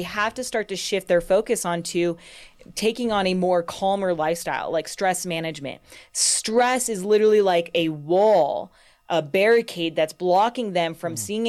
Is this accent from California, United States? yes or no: yes; California, United States; now in Colorado, United States; So I grew up in California. I probably spent, you know, about half my life down there. And then once I got in Colorado, I never wanted to leave.